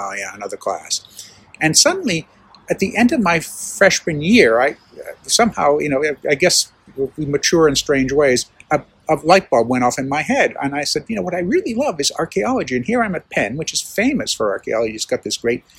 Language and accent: English; Tuscany, Italy; moved away; I grew up in Italy and in Tuscany